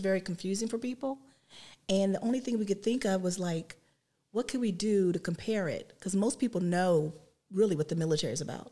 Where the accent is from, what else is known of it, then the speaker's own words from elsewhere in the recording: West Virginia, United States; moved away as an adult; now in Columbus, United States; I grew up in West Virginia